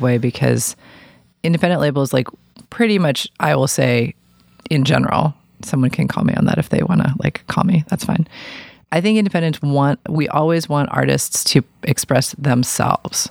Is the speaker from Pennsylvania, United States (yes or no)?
no; New York City, New York, United States; moved away; I grew up in New York City